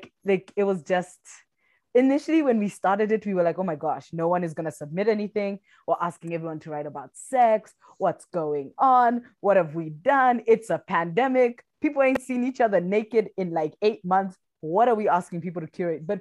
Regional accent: Kenya; also born or lived in South Africa; I'm East African. I'm Kenyan.

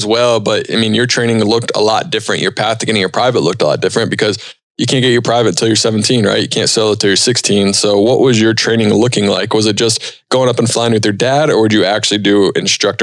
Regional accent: East Coast, United States; now in Chicago, United States; I live in Chicago now, but like growing up on the East Coast

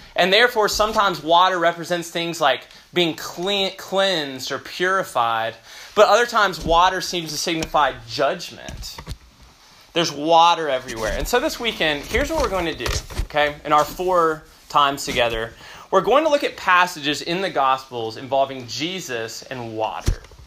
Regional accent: Memphis, Tennessee, United States; now in Austin, United States; originally from Memphis

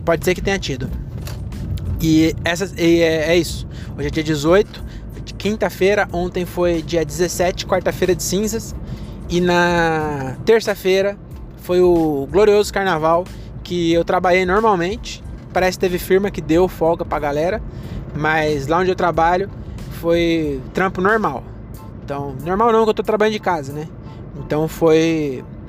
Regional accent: Caieiras, São Paulo, Brazil; quando eu era jovem, aqui em Caeiras

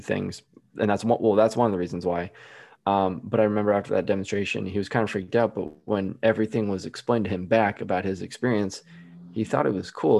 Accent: Midwest, United States; I'm from the Midwest

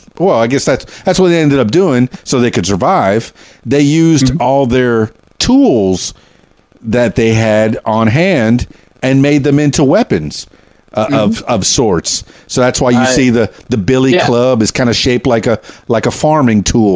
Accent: Florida, United States; now in Arkansas, United States; I'm from South Florida, the Florida Keys, which is where Keys Dan came from, and now I'm in Arkansas, Central Arkansas.

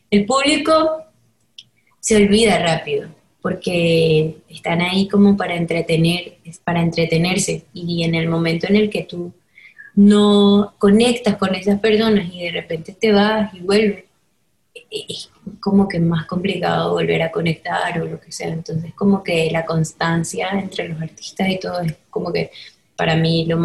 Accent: Venezuela; que era pop y era rap venezolano y era eso, era lo que me gustaba

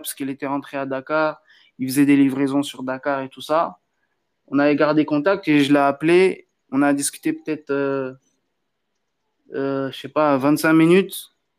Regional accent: Benin; now in Paris, France; je suis du Bénin

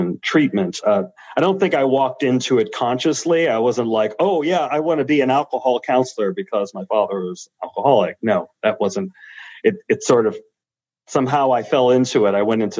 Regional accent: New York City, New York, United States; I was born and raised in the South Bronx

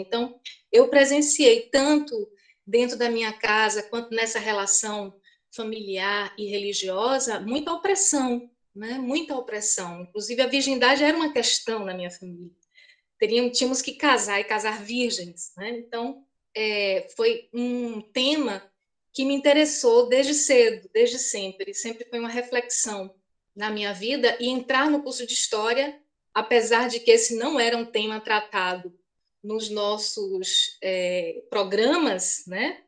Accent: Feira de Santana, Bahia, Brazil; Eu nasci em Feira de Santana há 50 anos

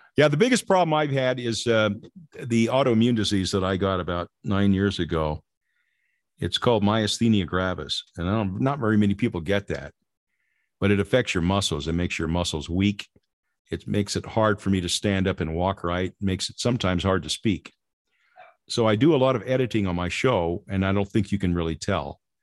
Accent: Lynwood, United States; my ward growing up in Linwood

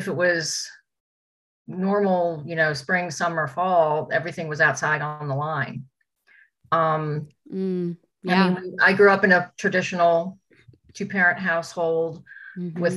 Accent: St. Louis, Missouri, United States; I was born in St. Louis

